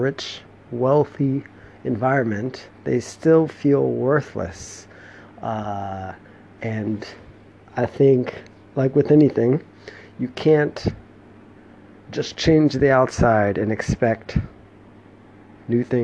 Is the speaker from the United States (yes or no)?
yes; United States; moved away as an adult; my home country, the US